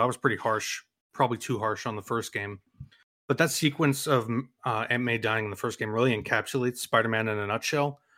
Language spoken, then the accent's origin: English; New York, United States; as a New Yorker